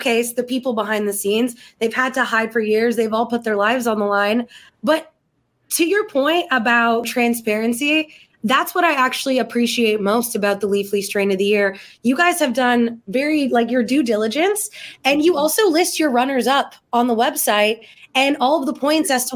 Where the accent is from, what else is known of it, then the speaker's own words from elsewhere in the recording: Canada; as a Canadian